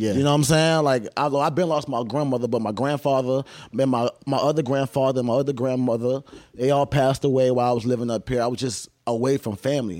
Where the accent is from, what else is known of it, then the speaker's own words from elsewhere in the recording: Savannah, Georgia, United States; I grew up in Savannah, Georgia.